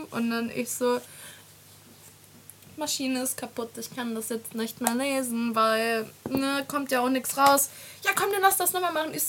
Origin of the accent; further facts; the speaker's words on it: Austria; Wir waren, also ich komme ja aus Österreich und wir waren dann bei Freunden.